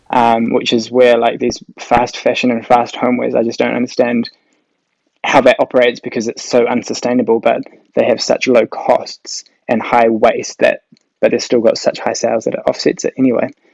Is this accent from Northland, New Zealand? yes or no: yes; Whangarei, Northland, New Zealand; moved away as an adult; also born or lived in Auckland; now in Papamoa, New Zealand; I grew up in Whangarei.